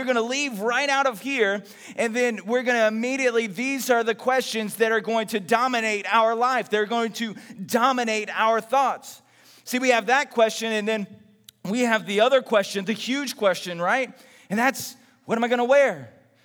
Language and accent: English; Texas, United States; when I was growing up in Texas